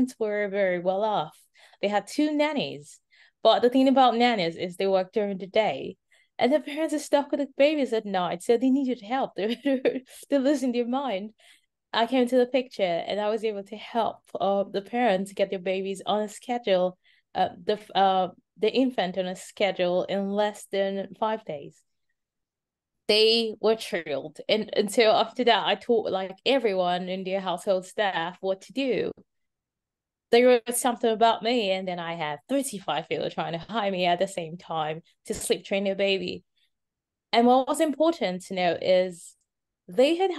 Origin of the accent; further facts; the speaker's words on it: Nigeria; moved away as an adult; now in Miami, United States; My parents are Nigerian. I'm originally Nigerian.